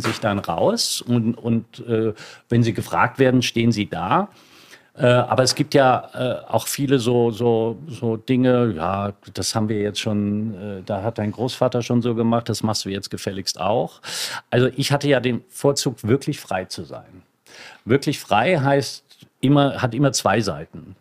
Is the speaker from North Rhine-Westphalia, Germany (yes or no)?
no; Lower Moselle, Rhineland-Palatinate, Germany; da wo ich groß geworden bin, an der Mosel